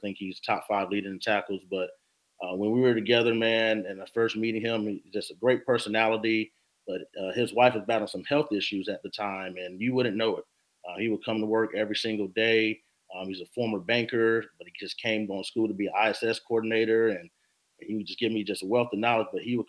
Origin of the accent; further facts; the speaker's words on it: Rock Hill, South Carolina, United States; now in Charleston, United States; moving here to Charleston, spending my, I guess, emerging adult years and growing up in Rock Hill.